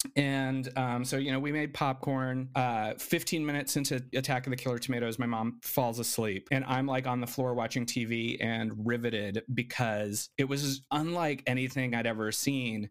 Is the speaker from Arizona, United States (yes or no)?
yes; Arizona, United States; moved away; also born or lived in Gallup, New Mexico; the reservation, which was in Arizona, the closest hospital was in Gallup, New Mexico, which is where I was born